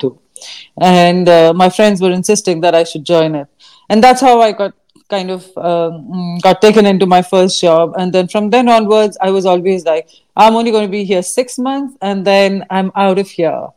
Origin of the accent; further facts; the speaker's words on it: India; growing up in India, learning uh, in school was not always very practical